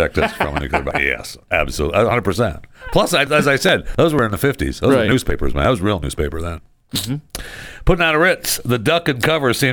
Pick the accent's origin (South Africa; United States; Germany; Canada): United States; Tuscola County, Michigan; in Tuscola County, yeah, they're going to tarvey the back road today